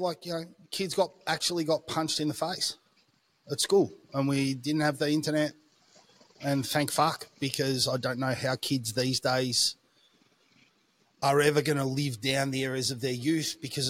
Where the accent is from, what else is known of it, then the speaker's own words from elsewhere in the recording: Melbourne, Victoria, Australia; so I grew up in a suburban area. I would say that broadly speaking, it was like a standard middle classish type area.